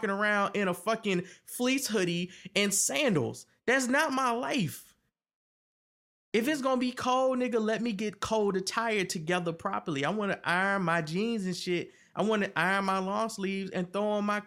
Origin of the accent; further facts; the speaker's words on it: Virginia, United States; now in Maryland, United States; I'm from Virginia, and Virginia is different